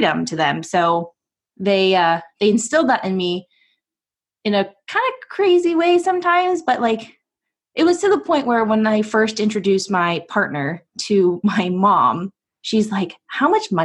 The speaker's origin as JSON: {"language": "English", "town": "Portland", "country": "United States", "said": "I'm from Portland"}